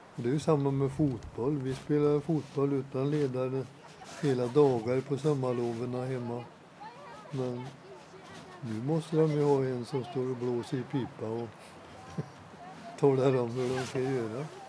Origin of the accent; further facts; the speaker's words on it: Åmål, Västra Götaland, Sweden; moved away as an adult; now in Dals-Ed, Sweden; jag var scout i Åmål. Där jag växte upp eh, redan som åttaåring.